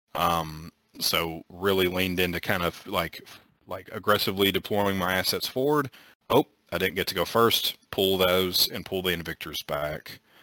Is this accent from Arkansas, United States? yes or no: yes; Arkansas, United States; we're from Arkansas